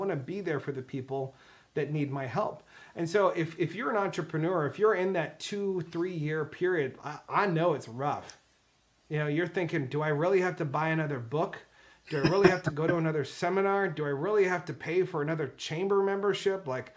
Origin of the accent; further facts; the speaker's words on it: United States; I'm from America